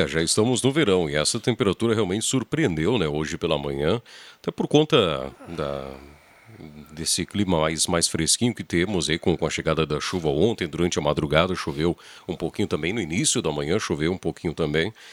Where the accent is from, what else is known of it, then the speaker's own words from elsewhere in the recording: Encruzilhada do Sul, Rio Grande do Sul, Brazil; also born or lived in Porto Alegre; now in Santa Cruz do Sul, Brazil; Eu realmente sou natural de, de Porto Alegre, morei uma, até os meus seis anos lá, me considero encruzilhadense, porque, enfim, tive toda a minha infância, amigo, estudei encruzilhado